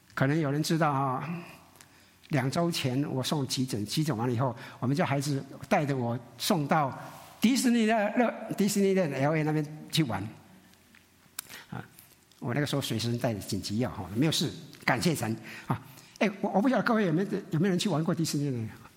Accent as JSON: {"language": "Chinese", "country": "Taiwan", "said": "我们闽南人，我们台湾人很属灵"}